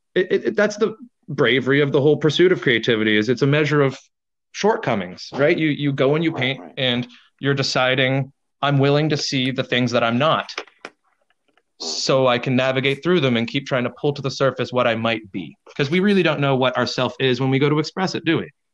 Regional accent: Canada; I'm an Irish Canadian

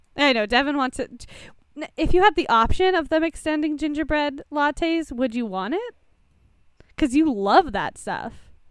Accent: Canada; I'm Canadian

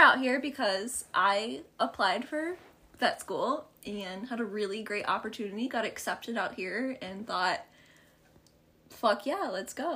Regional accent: Ohio, United States; moved away as an adult; now in Oregon, United States; we're from Ohio

